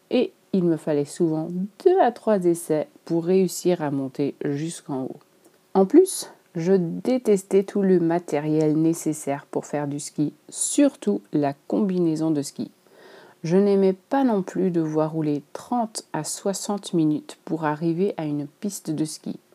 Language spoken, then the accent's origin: French; Switzerland; je suis suisse et que j'ai probablement grandi avec les montagnes devant chez moi.